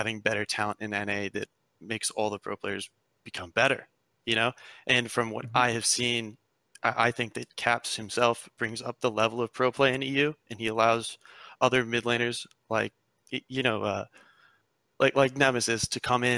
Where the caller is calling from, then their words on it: Santa Monica, California, United States; Hey, I'm calling from Santa Monica, California.